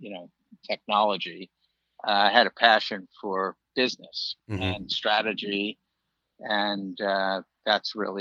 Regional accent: New York City, New York, United States; moved away as an adult; also born or lived in Long Island, New York; now in Florida, United States; I grew up actually in Brooklyn

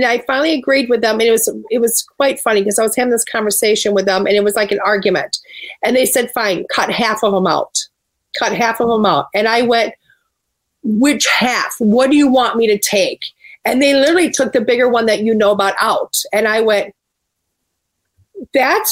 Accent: Springbrook, Wisconsin, United States; moved away; I was actually from Springbrook

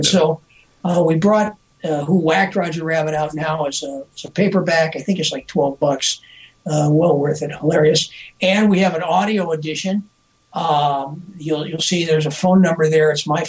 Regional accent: Earlville, United States; when I grew up in Earlville

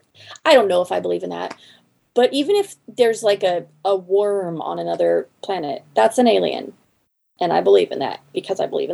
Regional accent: the Northwest, Pacific Northwest, United States; moved away; I come from the Northwest, which is Sasquatch country.

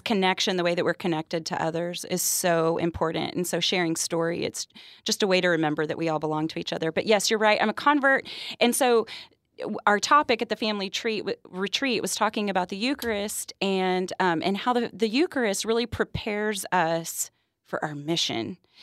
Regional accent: Texas, United States; I'm from Texas

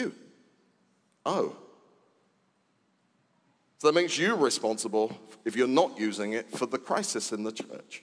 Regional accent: United Kingdom; I was born in Britain.

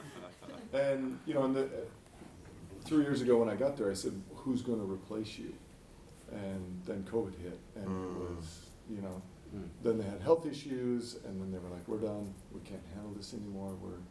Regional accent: Oregon, United States; Central Oregon.

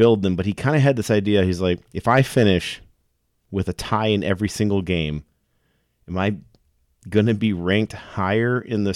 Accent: Stevens Point, Wisconsin, United States; I'm from Point

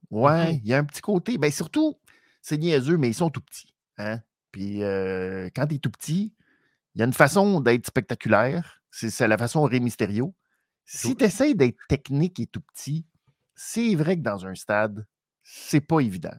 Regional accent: Canada; pour nous au Canada

